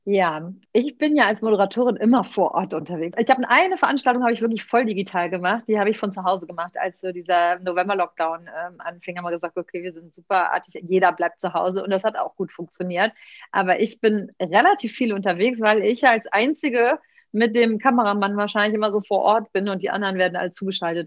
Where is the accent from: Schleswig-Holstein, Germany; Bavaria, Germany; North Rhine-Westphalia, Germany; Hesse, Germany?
North Rhine-Westphalia, Germany; Cologne; Ich bin, bin, Kölnerin